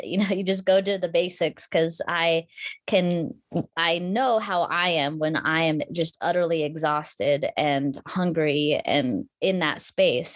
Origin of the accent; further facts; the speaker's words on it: Anchorage, Alaska, United States; I grew up in Anchorage, Alaska.